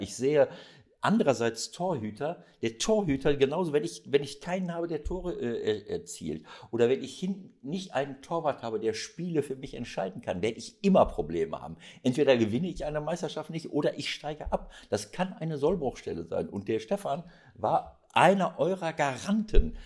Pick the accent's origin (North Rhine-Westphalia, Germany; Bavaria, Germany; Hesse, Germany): North Rhine-Westphalia, Germany; Bielefeld region; weil es eben meine Heimatregion ist, weil Arminia Bielefeld mein erster Club war